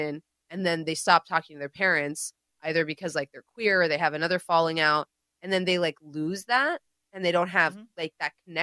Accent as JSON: {"language": "English", "country": "India", "said": "I'm Indian"}